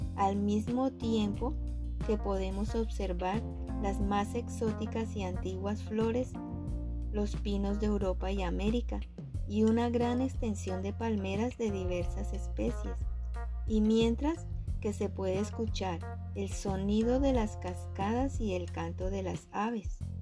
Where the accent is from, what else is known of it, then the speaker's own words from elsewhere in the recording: Colombia; first language Spanish; Colombia, mi tierra, y español, mi idioma nativo